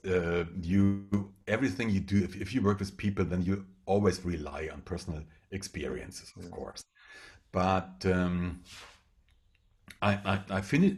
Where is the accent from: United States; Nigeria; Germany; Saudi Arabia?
Germany; first language German; English is a second language; I'm a German, so English is not my first language